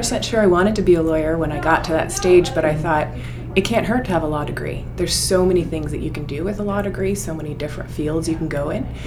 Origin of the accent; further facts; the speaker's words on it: Ottawa, Ontario, Canada; also born or lived in Newfoundland; now in Toronto, Canada; We moved to Ottawa, and I lived a pretty good childhood